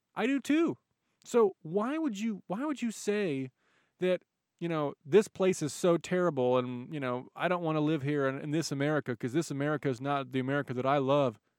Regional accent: United States; I'm an American

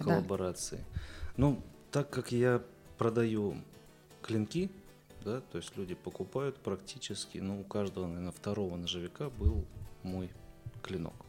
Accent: Bryansk, Bryansk Oblast, Russia; я из Брянска, кузнец

